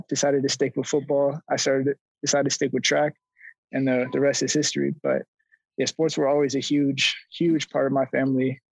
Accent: Roseville, California, United States; moved away as an adult; also born or lived in Los Angeles, United States; now in Miami, United States; I was born and raised in Roseville, California

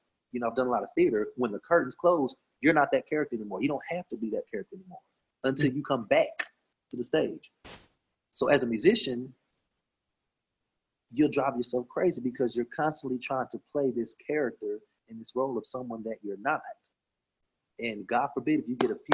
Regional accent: Cleveland, Tennessee, United States; I'm from Cleveland, Tennessee. I am country

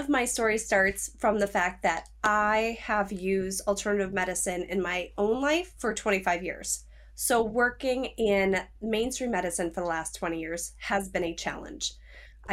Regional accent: Minnesota, United States; I'm from Minnesota.

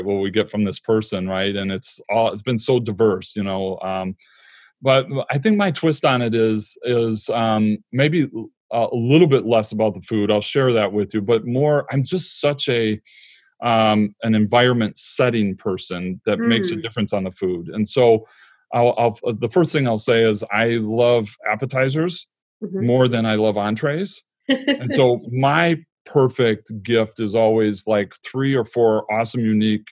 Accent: Michigan, United States; moved away; I'm from Michigan and we're back in Michigan for the last 10 years.

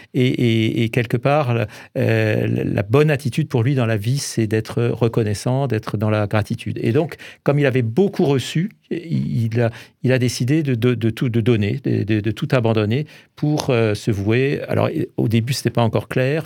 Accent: Alsace, Grand Est, France; en tant qu'Alsacien

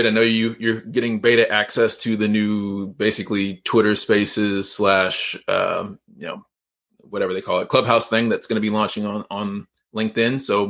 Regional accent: Georgia, United States; I was born right outside of Atlanta in DeKalb County. I'm from Georgia. I lived in Georgia for like 20 years and been down here for 10 years.

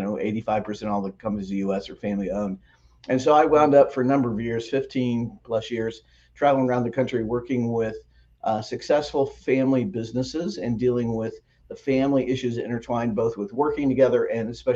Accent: Lawrence, Kansas, United States; moved away as an adult; also born or lived in Wheaton, Illinois / Phoenix, Arizona / Atlanta, Georgia; So I grew up outside of Kansas City in Lawrence, Kansas, where the University of Kansas is.

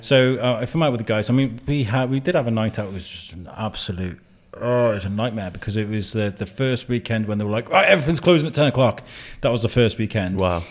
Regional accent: Wrexham, Wales, United Kingdom; moved away as an adult; also born or lived in Telford; where I grew up in Wrexham

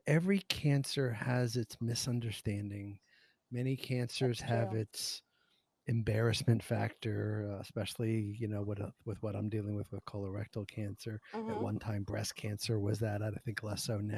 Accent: New York, United States; You're in New York, which is my hometown

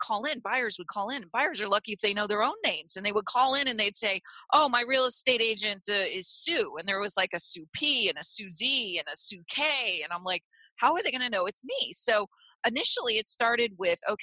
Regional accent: Clearwater, Florida, United States; also born or lived in Cleveland; now in Naples, United States; I grew up in Clearwater Beach.

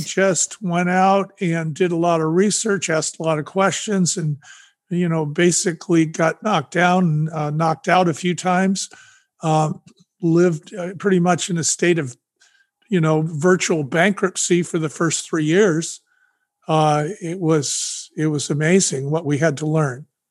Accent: San Francisco, California, United States; also born or lived in Sonoma County, California; I'm from San Francisco, California

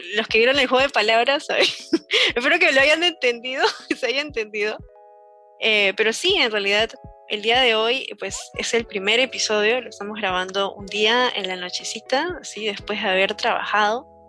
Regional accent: Peru; en Perú, porque yo soy de Perú

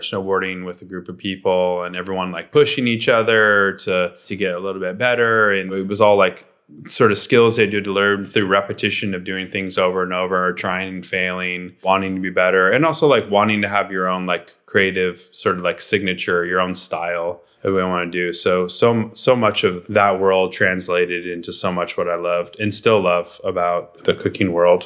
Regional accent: Southern California, United States; growing up in Southern California

